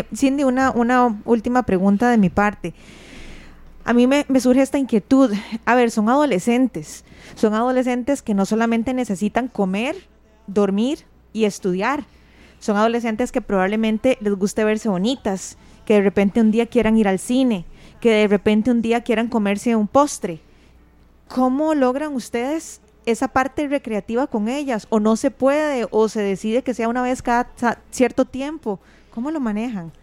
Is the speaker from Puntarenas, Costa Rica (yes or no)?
no; Curridabat, San José, Costa Rica; yo soy de Curridual, pero andaba en Heredia